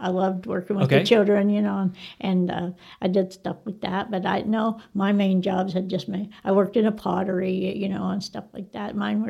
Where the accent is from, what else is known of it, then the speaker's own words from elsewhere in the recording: Texas, United States; I graduated from Tascosa.